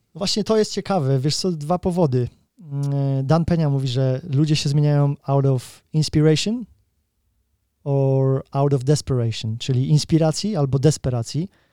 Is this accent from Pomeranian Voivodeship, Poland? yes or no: no; Kraków, Lesser Poland, Poland; now in United Kingdom; wychowywałem się w patologicznej rodzinie w Krakowie